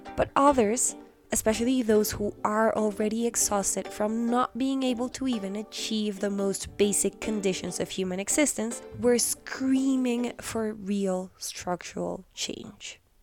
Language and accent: English; Colombia; my home country of Colombia